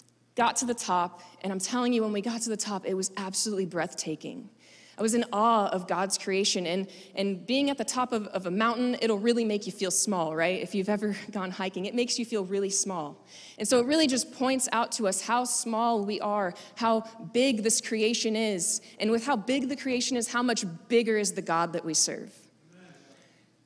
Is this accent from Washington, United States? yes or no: no; Florida, United States; I'm from Florida